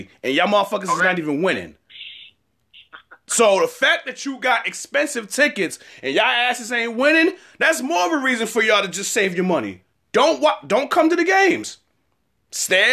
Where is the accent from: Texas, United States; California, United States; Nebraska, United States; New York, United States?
New York, United States; New York City; I'm from Brooklyn